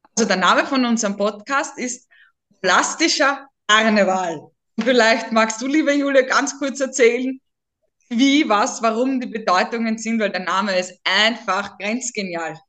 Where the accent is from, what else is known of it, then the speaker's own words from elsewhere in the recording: Burgersdorf, Lower Austria, Austria; accent: Viennese; now in Pressbaum, Austria; Ich bin wirklich im Wiener Wald zu Hause in Niederösterreich. Ich bin ursprünglich aus der Gemeinde Burgersdorf, jetzt im Pressbaum